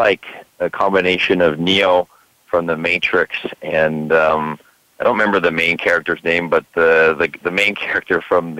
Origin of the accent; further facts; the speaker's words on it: Vancouver, British Columbia, Canada; I grew up here in Vancouver, Canada